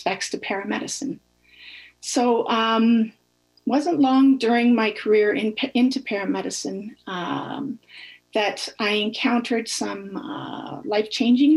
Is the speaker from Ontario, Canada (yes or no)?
yes; Northern Ontario, Canada; I was born and raised in a small Northern Ontario community